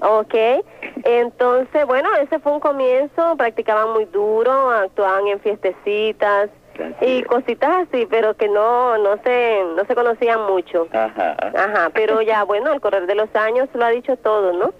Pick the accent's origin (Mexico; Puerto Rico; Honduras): Honduras; San Pedro Sula, Cortés; now in New York, United States; Soy originaria de San Pedro Sula